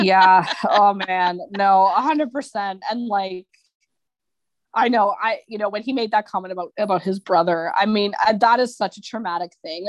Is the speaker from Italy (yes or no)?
no; Canada; I'm Canadian